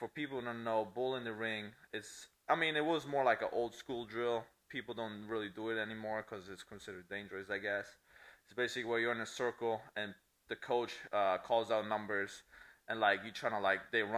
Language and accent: English; Italy; accent: Italian; English is a second language; moved away as an adult; also born or lived in Clearwater, Florida; now in United States; I was born and lived in Italy. That's where I'm from.